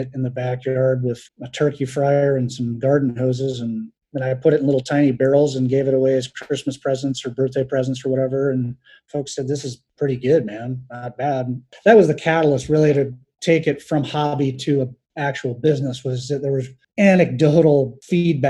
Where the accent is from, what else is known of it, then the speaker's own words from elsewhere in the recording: Albion, Indiana, United States; I'm from Northeast Indiana, town of Albion. I grew up there